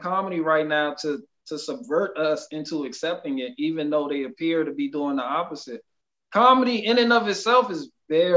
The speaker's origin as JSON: {"language": "English", "country": "United States", "said": "I'm American first"}